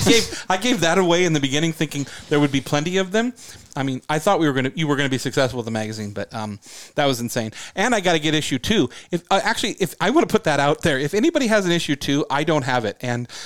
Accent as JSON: {"language": "English", "country": "United Kingdom", "said": "I mean, I'm a British guy."}